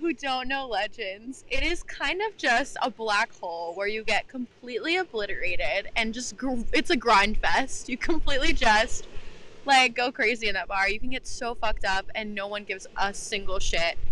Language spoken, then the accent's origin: English; Texas, United States; now in Pennsylvania, United States; I'm from Texas